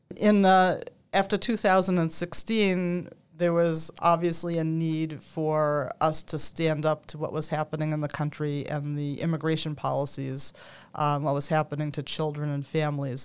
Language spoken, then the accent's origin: English; Newton, Massachusetts, United States; also born or lived in Philadelphia; I grew up in Newton, so I was familiar with this area